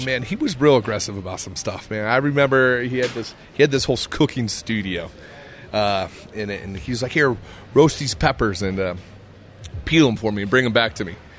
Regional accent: Iowa, United States; also born or lived in Scottsdale, Arizona; now in Colorado, United States; I'm a kid from Iowa.

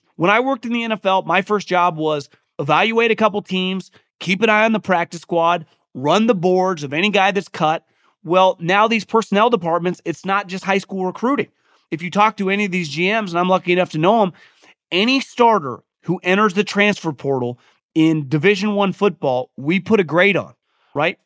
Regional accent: West Coast, United States; a lot of people my age growing up on the West Coast

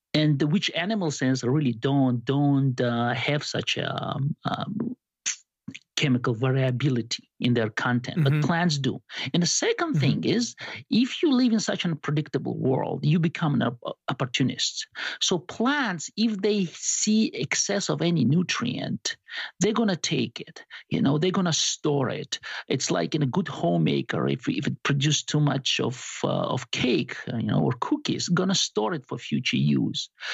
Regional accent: Georgia; moved away as an adult; also born or lived in Arizona, United States / Princeton, New Jersey, United States; now in Lincoln, United States; I'm from Georgia, but not Atlanta. I, don't have a southern accent

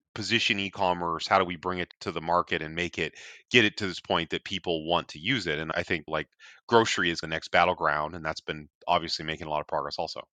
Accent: north of Seattle, Washington, United States; I'm actually a Washington native

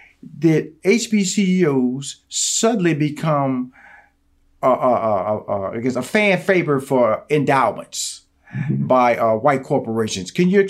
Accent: Houston, Texas, United States; I grew up in Houston, Texas. So Texas Southern University, Third Ward. I graduated from the University of Houston.

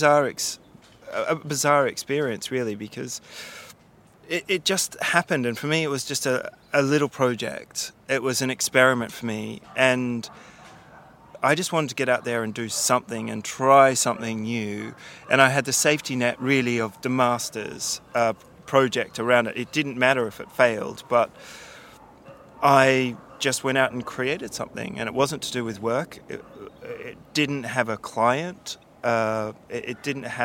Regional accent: Canberra, Australian Capital Territory, Australia; moved away as an adult; now in London, United Kingdom; growing up in Australia, especially where I'm from, the bush capital, you know, Canberra

